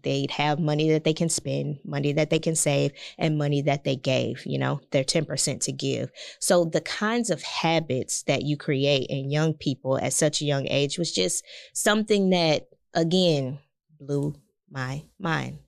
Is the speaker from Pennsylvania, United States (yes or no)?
no; Galveston, Texas, United States; also born or lived in Houston; born and raised in Galveston Island. So, uh, very close to Houston